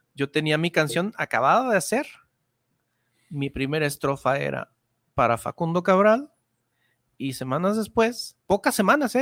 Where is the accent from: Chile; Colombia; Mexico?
Mexico; Guadalajara, Jalisco; mi tierra tapatía